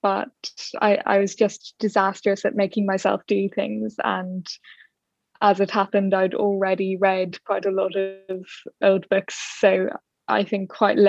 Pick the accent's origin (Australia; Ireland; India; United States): Ireland; Dublin, Leinster; I grew up in Dublin